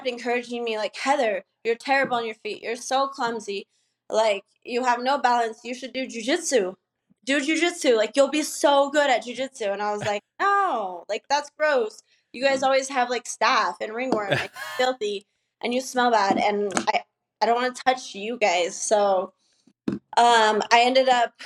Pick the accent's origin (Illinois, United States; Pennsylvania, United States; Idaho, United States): Idaho, United States; also born or lived in Los Angeles / San Diego; now in Mexico; I'm from Idaho.